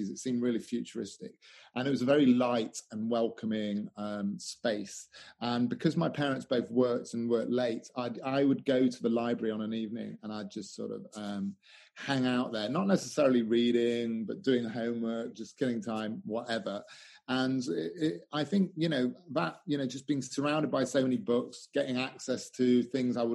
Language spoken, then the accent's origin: English; Newark, East Midlands, United Kingdom; I grew up in England, I, I, predominantly from the age of eight to 18, I was in a town called Newark